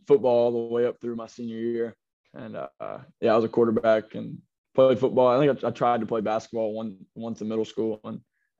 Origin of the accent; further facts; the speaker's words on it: Murfreesboro, Tennessee, United States; I'm from Murfreesboro, Tennessee.